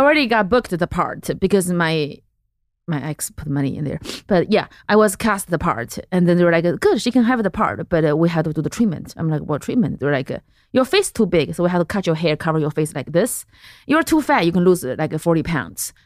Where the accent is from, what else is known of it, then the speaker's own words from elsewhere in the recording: central China, China; English is a second language; moved away as an adult; also born or lived in Lexington, Kentucky; I grew up in central China, in this little city by the mountain